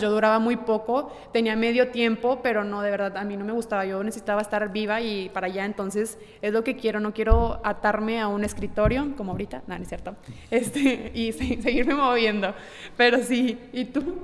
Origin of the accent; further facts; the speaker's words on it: Ciudad Victoria, Tamaulipas, Mexico; moved away; yo vengo de Ciudad Victoria, Tamaulipas, y desde chiquita siempre he estado presente eh, la pintura al óleo